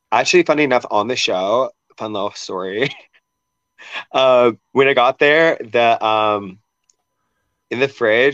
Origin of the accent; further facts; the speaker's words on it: Seattle, Washington, United States; I'm a liquids person. Like, I'm from Seattle, so I love coffee.